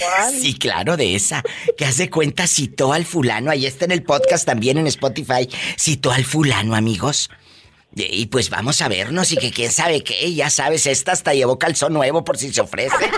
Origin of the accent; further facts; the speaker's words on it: Matamoros, Tamaulipas, Mexico; mi tierra, mi Matamoros querido